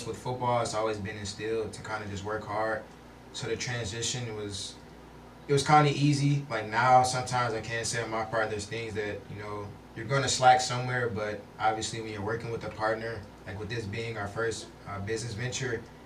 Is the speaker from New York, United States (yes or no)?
no; Milwaukee, Wisconsin, United States; I'm actually from Milwaukee, Wisconsin, so yeah, mm-hmm. Milwaukee area